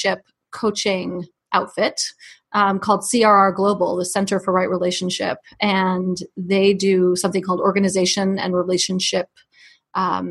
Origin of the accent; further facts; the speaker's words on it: New York City, New York, United States; I grew up in New York City